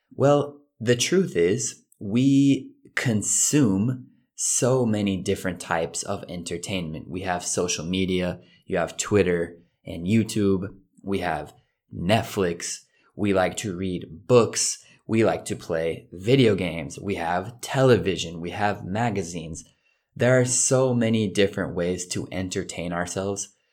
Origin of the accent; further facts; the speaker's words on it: United States; being an American